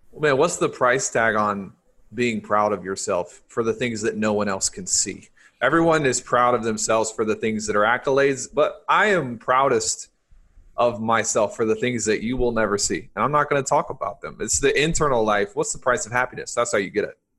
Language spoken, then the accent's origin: English; the South, United States; I grew up in the South